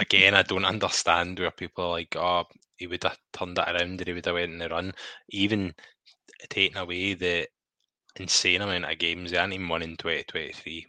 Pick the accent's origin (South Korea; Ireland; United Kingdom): United Kingdom; Scotland; I like to see my country doing well.